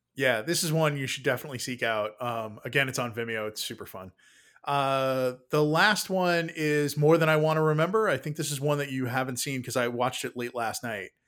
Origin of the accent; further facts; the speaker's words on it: New York City, New York, United States; I grew up in New York City